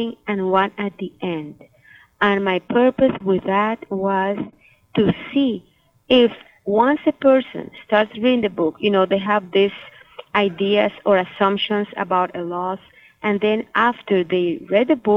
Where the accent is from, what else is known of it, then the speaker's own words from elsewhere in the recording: Nicaragua; now in Miami, United States; I am from Nicaragua